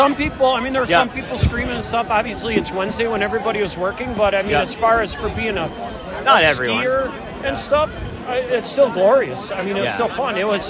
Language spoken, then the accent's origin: English; Chippewa Falls, Wisconsin, United States; I come from Chippewa Falls, Wisconsin. It's an hour and a half south of Hayward